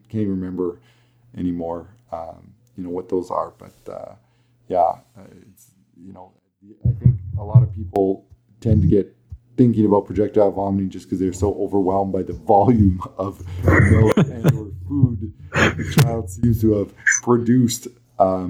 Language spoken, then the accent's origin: English; Alberta, Canada; accent: thick Alberta; my thick Alberta accent